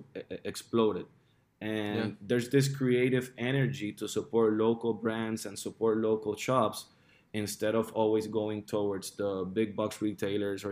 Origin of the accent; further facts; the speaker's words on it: Puerto Rico; moved away as an adult; also born or lived in Miami; although I was born and raised here in Puerto Rico, I left when I was 19 to go to college, and I lived for almost 9 years in Miami